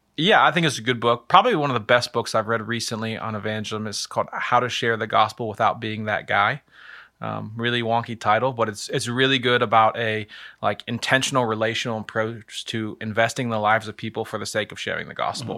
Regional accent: Lynchburg, Virginia, United States; moved away as an adult; now in Akron, United States; I am from the state for Lovers, which is Virginia, the city of Lynchburg.

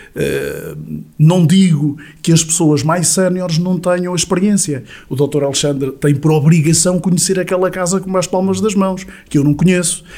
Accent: Sátão, Centro, Portugal; nasci no Sátão, cresci no Sátão

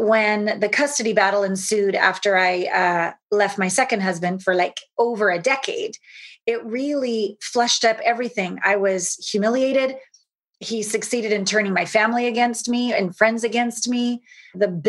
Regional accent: Canada; moved away as an adult; also born or lived in Los Angeles / Japan; Small town Canadian girl, hopped on Uncle Phil's 18-wheeler semi when I was 19 from Canada down

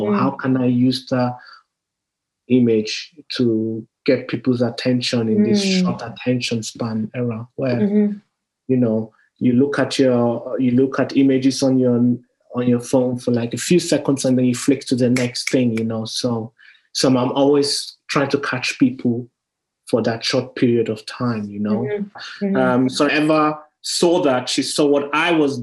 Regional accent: Nigeria; me being Nigerian

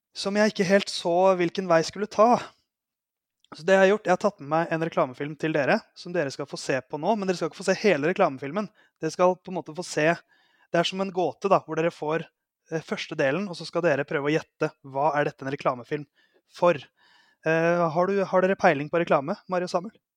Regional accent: Oslo, Norway; jeg er fra Oslo

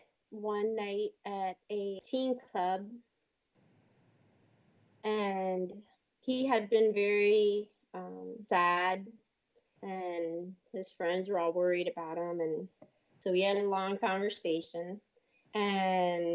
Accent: Washington, District of Columbia, United States; I grew up in Washington, D.C.

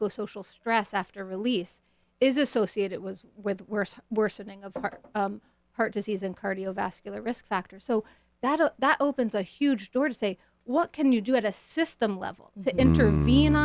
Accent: New Haven, Connecticut, United States; moved away; also born or lived in Boston, Massachusetts; I grew up in New Haven, partly. And then in Boston

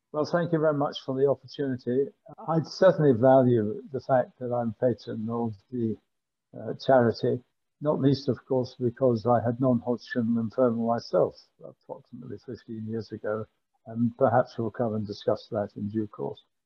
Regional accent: Glasgow, Scotland, United Kingdom; I was born in Glasgow. I went to grammar school in Glasgow and I went to Glasgow University.

